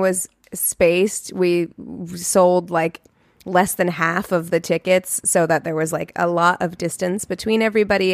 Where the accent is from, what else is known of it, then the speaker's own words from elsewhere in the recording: Springfield, Missouri, United States; moved away; my hometown of Springfield, Missouri